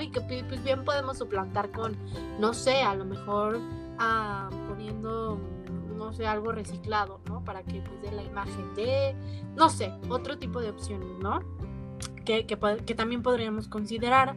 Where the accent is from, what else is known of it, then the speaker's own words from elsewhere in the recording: Mexico; nosotros como mexicanos, mexicanas